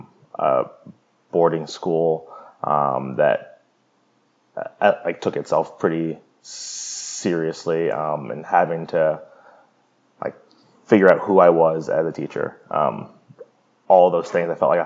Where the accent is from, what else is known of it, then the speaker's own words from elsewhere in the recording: New York, United States; also born or lived in California; "Hi, I'm this person. I'm from New York and California, and I stutter a lot. So bear with me."